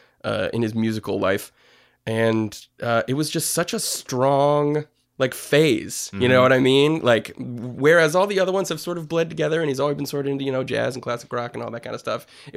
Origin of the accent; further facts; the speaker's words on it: Ellington, Connecticut, United States; I am from Ellington, Connecticut.